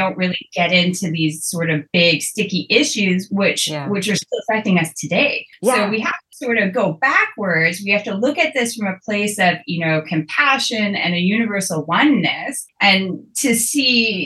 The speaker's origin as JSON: {"language": "English", "town": "Fort Simpson", "region": "Northwest Territories", "country": "Canada", "moved": "yes", "said": "I'm originally from the Northwest Territories from Fort Simpson."}